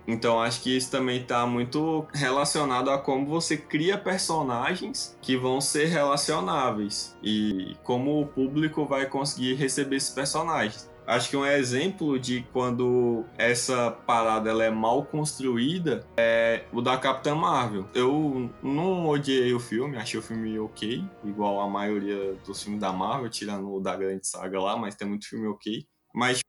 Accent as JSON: {"language": "Portuguese", "country": "Brazil", "said": "que sou brasileiro e não moro em nenhum desses dois países"}